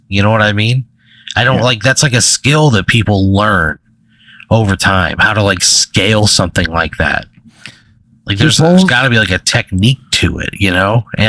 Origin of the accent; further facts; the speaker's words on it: Illinois, United States; But you know, I'm from Illinois, dude.